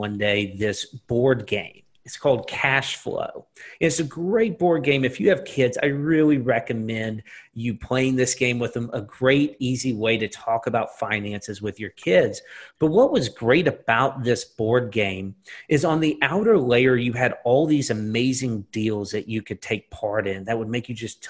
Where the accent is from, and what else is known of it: Lake Oconee area, Georgia, United States; born or raised there; also born or lived in Atlanta, Georgia